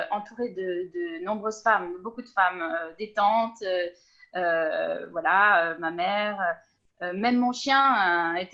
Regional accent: Southern Italy, Italy; et moi, je viens du sud profond de l'Italie, où, où voilà, il n'y a pas vraiment euh, cette question sexiste en fait du genre qui, se pose.

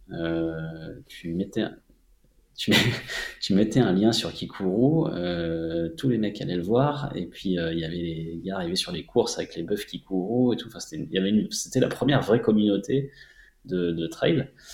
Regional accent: Montélimar, Auvergne-Rhône-Alpes, France; moved away as an adult; now in Annecy, France; j'ai grandi à Montélimar

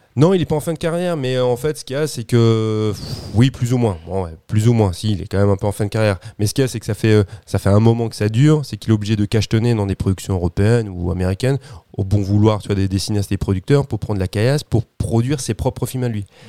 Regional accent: France; chez nous en France

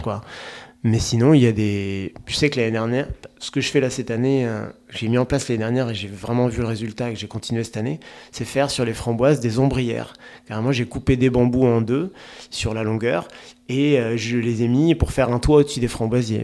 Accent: Charente-Maritime, Nouvelle-Aquitaine, France; je suis originaire de Charente-Maritime

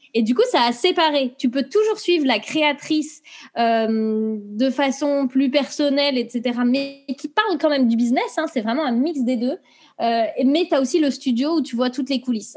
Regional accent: Brittany, France; moved away as an adult; also born or lived in Montreal, Canada; now in England, United Kingdom; je suis une bretonne

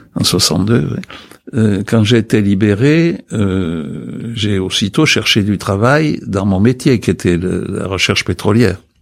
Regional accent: Pauillac, Nouvelle-Aquitaine, France; moved away as an adult; also born or lived in Texas, United States; j'étais parti à 18 ans, en 53, j'ai quitté Poyac en 53, avec l'idée que je remettrais jamais plus les pieds dans ce pays pourri

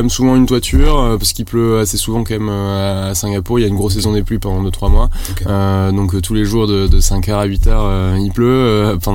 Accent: Toulouse, Occitania, France; also born or lived in Rouen / Lille / Paris; j'ai 30 ans, je suis, euh, je suis marié, euh, je suis toulousain, né à Toulouse, j'ai fait quasiment toutes mes études à Toulouse, sauf mon master je suis parti à Rouen pendant 3 ans

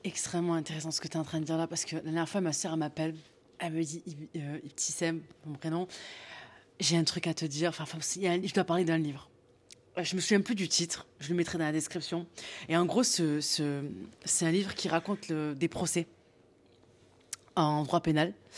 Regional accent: the South, southern France, France; je viens du Sud

